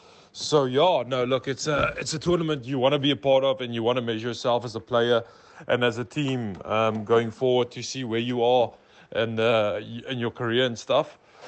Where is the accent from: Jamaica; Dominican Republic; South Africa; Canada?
South Africa; We all had to learn as South African teams going over the first part of the tournament.